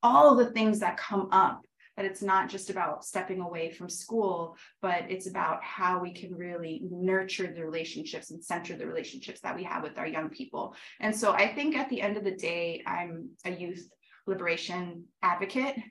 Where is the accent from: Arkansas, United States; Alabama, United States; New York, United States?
New York, United States; moved away as an adult; also born or lived in Sweden; now in Mexico; I was born in Sweden, my dad's Colombian, I grew up in Brooklyn, New York, in the public school system